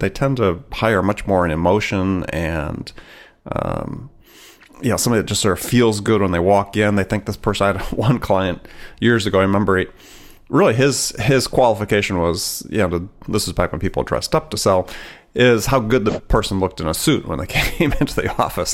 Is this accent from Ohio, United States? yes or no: no; Wisconsin, United States; I grew up in Wisconsin